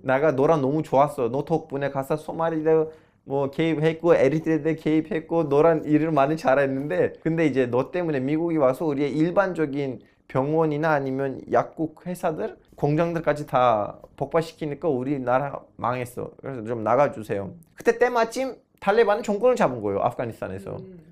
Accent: Turkey; moved away; 터키에도 호라산이라는 군이 아. 있어요. 제 고향 옆에 있는데.

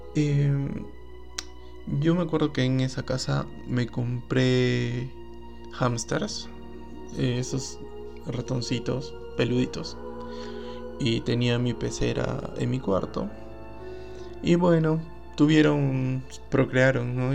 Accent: Arequipa, Peru; queda en la ciudad de Arequipa y se conoce como Socabaya. Eh, bueno, este distrito es bien grande y yo vivía en la parte de San Martín de Socabaya

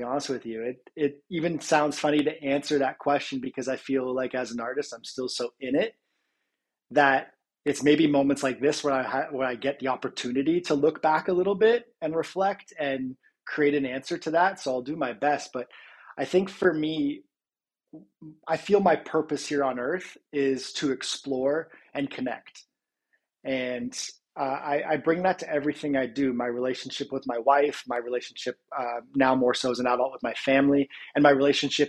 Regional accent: Georgetown, Ontario, Canada; also born or lived in Toronto; it all started from Georgetown, Ontario

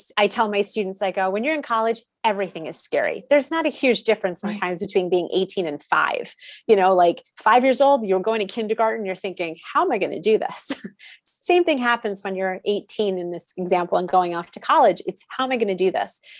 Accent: Connecticut, United States; I grew up in Connecticut, went to a public school

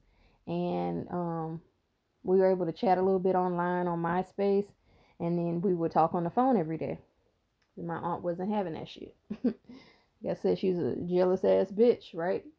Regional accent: the South, United States; I'm not from here. I'm from the South.

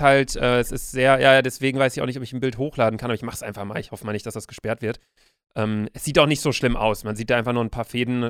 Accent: Bielefeld, North Rhine-Westphalia, Germany; now in Hamburg, Germany; bei uns zu Hause in Bielefeld

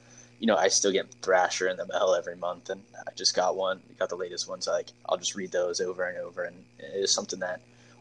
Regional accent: North Carolina, United States; I grew up in North Carolina

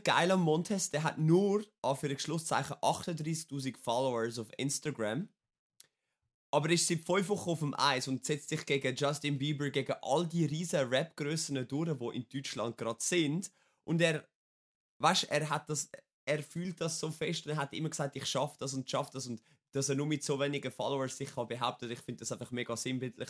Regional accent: Wetzikon, Zurich, Switzerland; Ich bin 27 in Wetzigen geboren

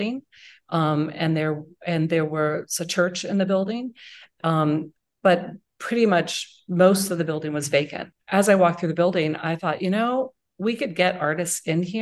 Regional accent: East Coast, United States; now in Indianapolis, United States; I'm from the East Coast.

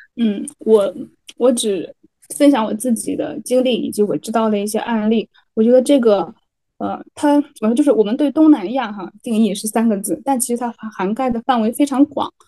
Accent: the North, northern China, China; moved away as an adult; now in Malaysia; 我是北方人

